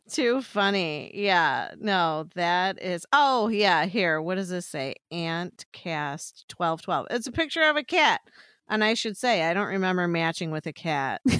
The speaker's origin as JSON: {"language": "English", "region": "Illinois", "country": "United States", "said": "I'm from Illinois"}